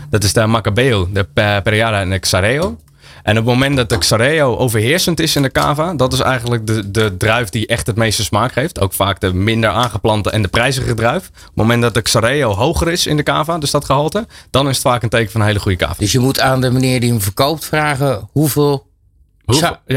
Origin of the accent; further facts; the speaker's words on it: Netherlands; Eh, en je wil om vijf uur als Nederlander ik van nou, eh, tijd voor avondeten.